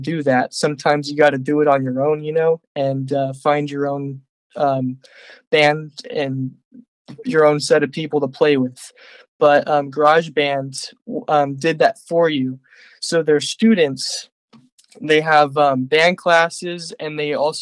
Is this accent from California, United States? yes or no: yes; Livermore, California, United States; I'm from Livermore, California